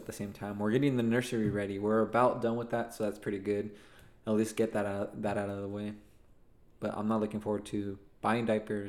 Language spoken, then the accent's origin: English; Chihuahua, Mexico; accent: Mexican, Chihuahua; that's my Mexican accent coming on, my Chihuahua accent